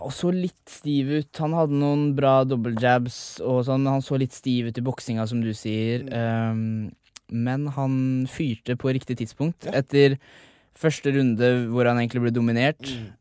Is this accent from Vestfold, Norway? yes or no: no; Sarpsborg, Østfold, Norway; moved away as an adult; now in Oslo, Norway; alle barndomsvennene mine, familien min, sånn mm. hjemme i Sarpsborg